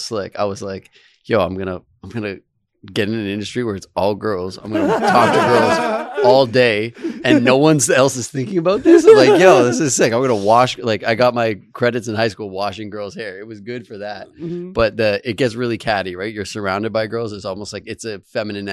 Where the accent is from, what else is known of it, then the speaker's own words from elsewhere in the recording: Mississauga, Ontario, Canada; Grew up in the Mississauga area